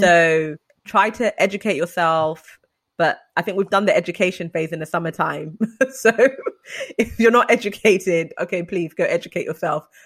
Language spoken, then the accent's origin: English; London, United Kingdom; I'm from London